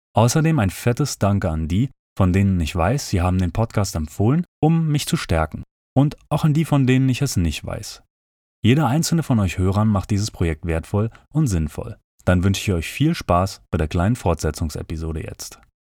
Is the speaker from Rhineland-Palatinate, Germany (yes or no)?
no; Berlin, Germany; now in Japan; Als Berliner